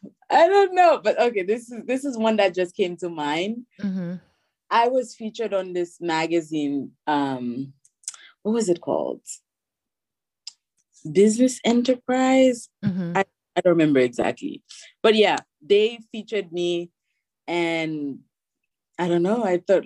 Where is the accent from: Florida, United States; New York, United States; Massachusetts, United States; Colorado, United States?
New York, United States; New York City; born there; Sometimes I want to be lazy and I don't explain my accent, so I just did. Or if I have time and I want to explain, you know, the whole story, then I'll say, you know, I'm Haitian, but I was born here